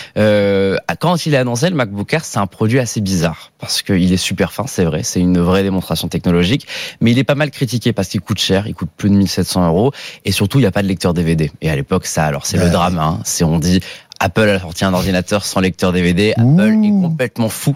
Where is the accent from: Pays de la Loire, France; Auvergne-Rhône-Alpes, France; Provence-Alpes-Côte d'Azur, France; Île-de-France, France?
Provence-Alpes-Côte d'Azur, France; Nice; moved away